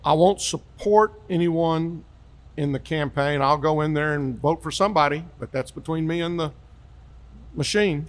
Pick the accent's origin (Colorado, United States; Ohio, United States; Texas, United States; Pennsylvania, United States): Texas, United States; Grand Prairie; also born or lived in Hurst, Texas; I grew up in Grand Prairie, part of Dallas County